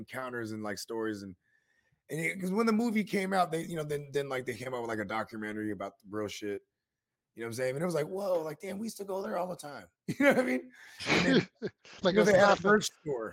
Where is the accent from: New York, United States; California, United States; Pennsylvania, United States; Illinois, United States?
California, United States; San Jose; I'm from the East Side of San Jose